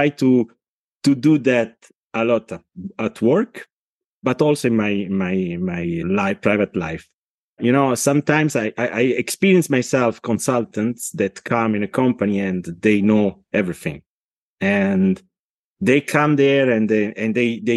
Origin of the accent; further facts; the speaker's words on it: Italy; accent: Italian; English is a second language; now in Switzerland; my accent tell you that I'm not Swiss, not English, but I'm Italian. But I live in Switzerland since more than 70 years now, and I'm Italian and Swiss.